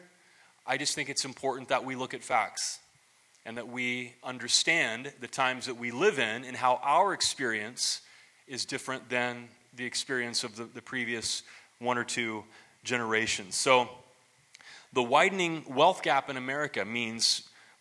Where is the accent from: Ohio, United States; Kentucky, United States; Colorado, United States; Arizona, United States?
Ohio, United States; now in Phoenix, United States; growing up in the 80s, in my hometown in Ohio